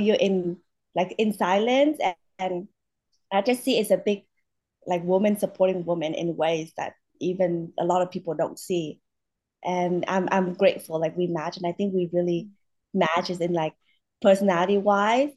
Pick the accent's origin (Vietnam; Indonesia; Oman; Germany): Vietnam; now in United States; I'm from Vietnam